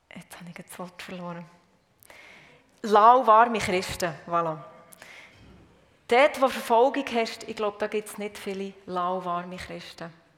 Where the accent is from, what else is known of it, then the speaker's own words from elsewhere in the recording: Murten, Fribourg, Switzerland; moved away as an adult; also born or lived in South Africa; ich komme aus dem Röstigraben. Und zwar von Morten.